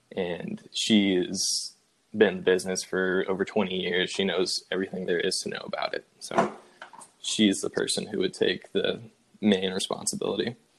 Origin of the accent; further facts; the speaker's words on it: Spring Hill, Tennessee, United States; We both uh, Went to Independence High School in Spring Hill, Tennessee, my hometown